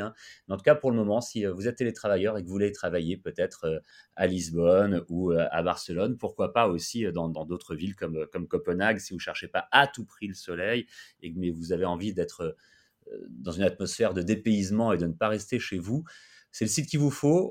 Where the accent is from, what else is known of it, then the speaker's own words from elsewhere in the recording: France; chez nous en France